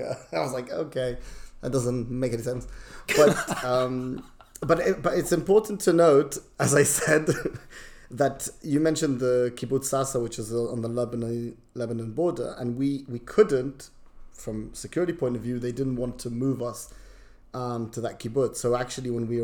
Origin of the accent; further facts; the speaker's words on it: England, United Kingdom; moved away as an adult; also born or lived in Israel; now in London, United Kingdom; I was from England